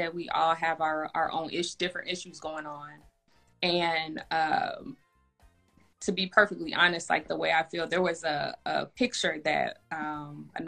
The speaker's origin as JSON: {"language": "English", "town": "Indianapolis", "region": "Indiana", "country": "United States", "also_born_or_lived": "Atlanta", "moved": "as an adult", "lives_now": "Chicago, United States", "said": "I'm originally from Indianapolis, but I live in Chicago"}